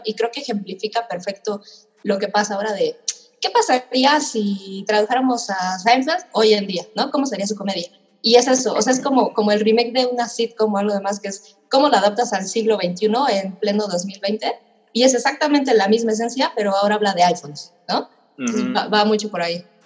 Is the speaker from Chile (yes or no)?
no; Mexico; yo nací en México